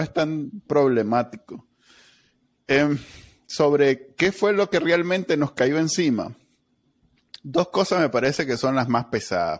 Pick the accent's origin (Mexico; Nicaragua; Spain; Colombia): Nicaragua; somos los nicaragüenses